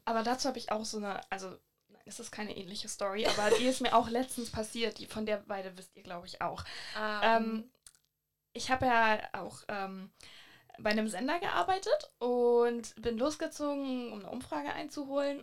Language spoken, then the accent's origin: German; Hamburg, Germany; woher kommst du denn? Und dann meinte ich halt so, ja, Hamburg